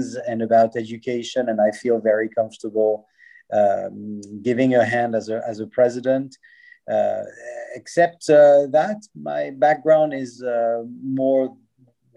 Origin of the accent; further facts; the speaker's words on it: Lausanne, Vaud, Switzerland; I was born and raised in Lausanne